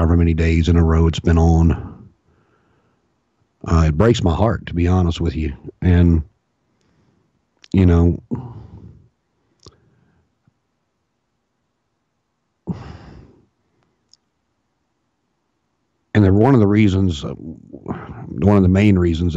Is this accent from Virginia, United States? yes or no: yes; Martinsville, Virginia, United States; now in Richmond, United States; I was born and raised in Martinsville, Virginia, and moved to Richmond.